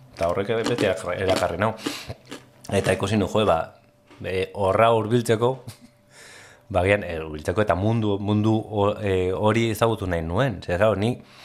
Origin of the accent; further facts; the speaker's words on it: Basauri, Basque Country, Spain; basauri, basauri arra izanek, e, bakarrik ezagutu dut maketoen mundu hori